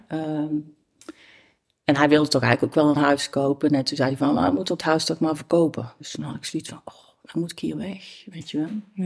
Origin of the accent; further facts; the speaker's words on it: Tilburg, North Brabant, Netherlands; ik kom zelf uit, uit, uit Tilburg-Noord. Ik ben geboren, getogen Tilburg.